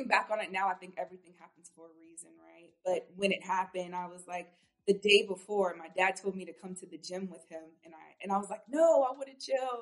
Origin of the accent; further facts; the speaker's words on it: Norfolk, Virginia, United States; I'm from Norfolk, Virginia. So I'm from the 757. And I grew up in a household of athletes